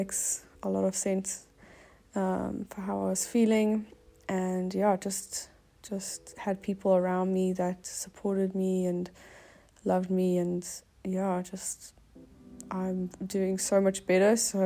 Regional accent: Cape Town, Western Cape, South Africa; I am from Cape Town.

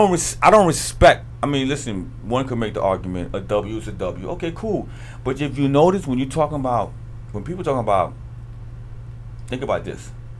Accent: New York, United States; I was born in New York. I'm a New Yorker till I die.

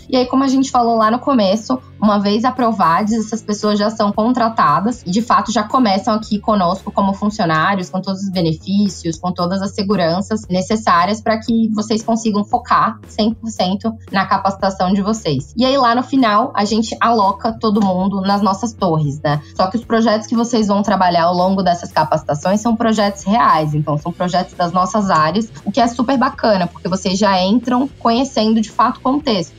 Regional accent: Salvador, Bahia, Brazil; Entrei pelo programa de estágio em Salvador, que é minha cidade natal

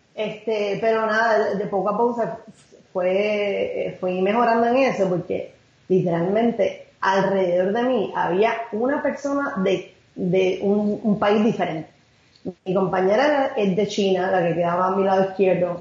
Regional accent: Carolina, Puerto Rico; moved away as an adult; yo nací, estudié en todos los niveles hasta la universidad en Carolina.

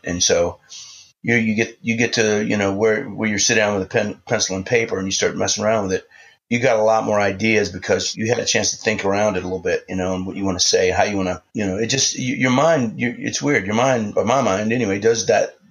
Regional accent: New Orleans, Louisiana, United States; I grew up in New Orleans

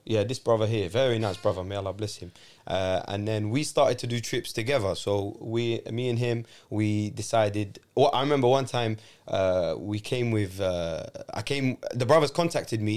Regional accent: London, United Kingdom; I grew up in London. I know how London is.

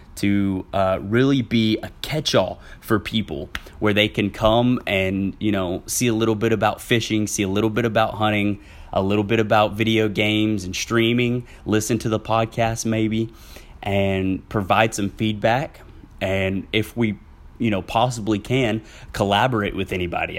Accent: Southwest Arkansas, United States; now in Central Arkansas, United States; I am originally from Southwest Arkansas, where I s, have since moved to Central Arkansas

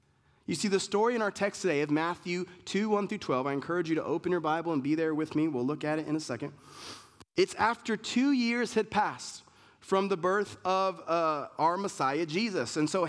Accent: Germany; born there; I was born in Germany. My family's Puerto Rican. I lived in a bunch of places

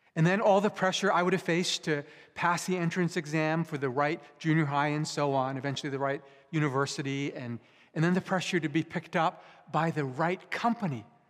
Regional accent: Vancouver, British Columbia, Canada; also born or lived in Japan; I was born in Japan, but I was mostly raised here in Canada, in, in Metro Vancouver

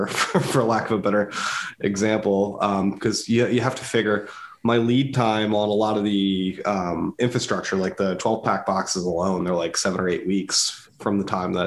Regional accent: Downingtown, Pennsylvania, United States; I'm a Downingtown guy. I grew up in Downingtown

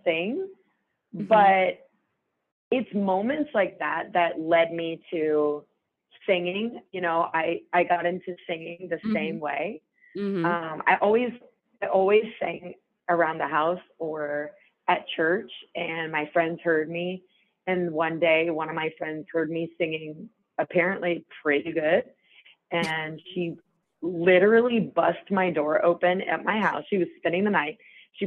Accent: New Orleans, Louisiana, United States; I'm from New Orleans

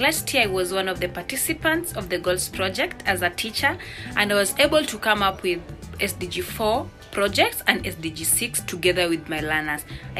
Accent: Nairobi, Kenya; I'm from Nairobi, Kenya.

